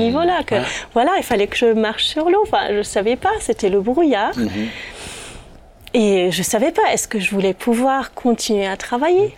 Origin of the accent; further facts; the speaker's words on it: Germany; first language German; French is a second language; je suis allemande